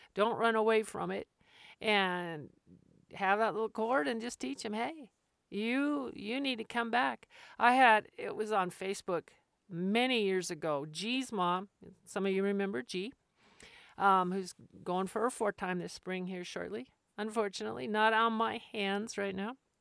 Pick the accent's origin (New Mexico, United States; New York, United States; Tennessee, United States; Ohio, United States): New Mexico, United States; Albuquerque; I grew up in Albuquerque